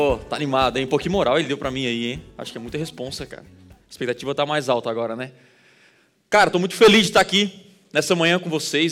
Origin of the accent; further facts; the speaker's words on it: Criciúma, Santa Catarina, Brazil; Eu sou de Criciúma, do interior